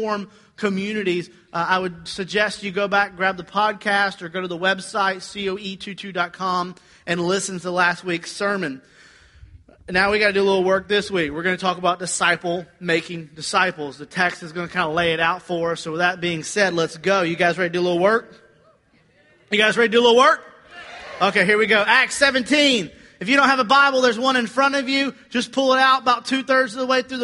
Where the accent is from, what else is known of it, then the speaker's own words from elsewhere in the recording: Georgia, United States; I'm from Georgia